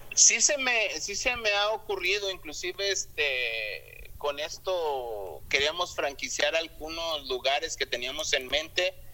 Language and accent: Spanish; León, Guanajuato, Mexico; moved away as an adult; now in United States; la ciudad de donde soy, León, Guanajuato